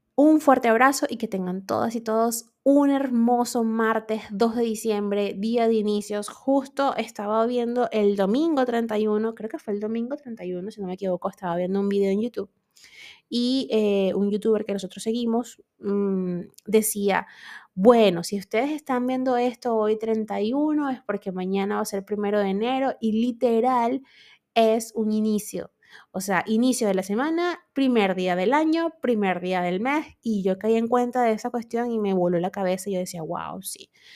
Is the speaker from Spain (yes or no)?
no; Venezuela; yo actualmente vivo en Venezuela